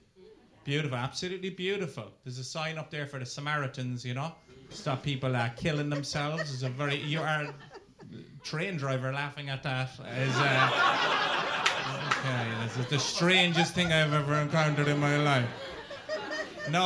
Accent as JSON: {"language": "English", "country": "Ireland", "said": "being an Irishman"}